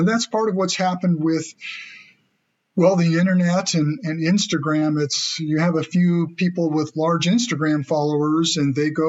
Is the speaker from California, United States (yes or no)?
yes; Anderson, California, United States; also born or lived in Ashland, Oregon; I grew up outside of Anderson, California, which is just south of Redding. So in the upper part of Northern California, the rural part of California.